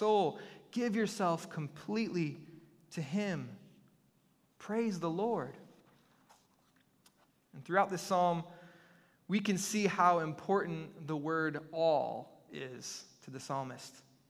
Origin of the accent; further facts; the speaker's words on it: Michigan, United States; moved away; We're originally from Michigan, and so one of the things that we loved since we've moved to this area of the country is that we can enjoy the warm waters of the Gulf.